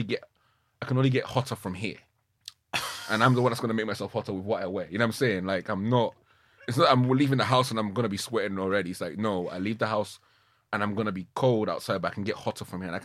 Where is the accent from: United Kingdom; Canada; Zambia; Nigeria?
Nigeria; Being a kid growing up in Nigeria, especially in boarding school, darkness was, there's no escaping it.